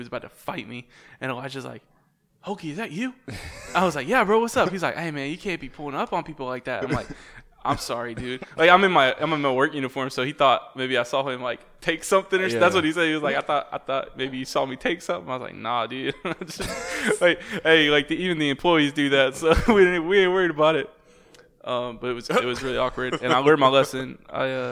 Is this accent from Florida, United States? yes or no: yes; Titusville, Florida, United States; I grew up in Titusville